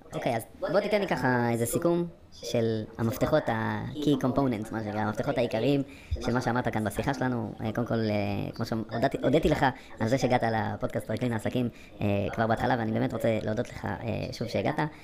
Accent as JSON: {"language": "Hebrew", "region": "England", "country": "United Kingdom", "tie": "born or raised there", "moved": "yes", "lives_now": "Israel", "said": "אני גם גדלתי באנגליה"}